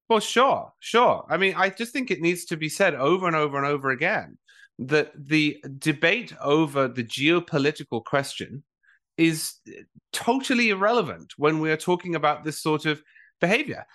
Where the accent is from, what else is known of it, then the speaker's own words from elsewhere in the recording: England, United Kingdom; now in United States; I'm from England originally